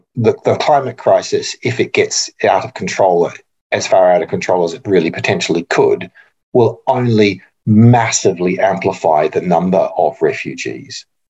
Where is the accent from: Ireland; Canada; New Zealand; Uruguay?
New Zealand; now in Australia; I'm also a New Zealander